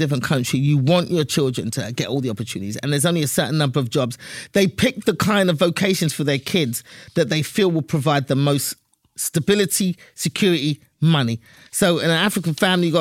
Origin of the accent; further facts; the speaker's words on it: England, United Kingdom; I was born and raised in England